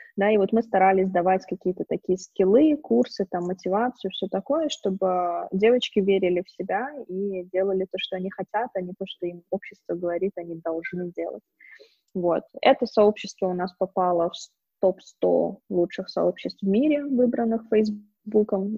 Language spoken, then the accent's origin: Russian; Baku, Azerbaijan; moved away as an adult; also born or lived in San Francisco / Romania; now in Kyiv, Ukraine; вообще я из Баку, но живу сейчас в Киеве уже как три года. До этого я жила в Сан-Франциско, в долине Силиконовой. До этого я жила в Румынии. И до этого каталась туда-сюда, но, в принципе, выросла, училась, и все мои проекты в основном в Баку, в Азербайджане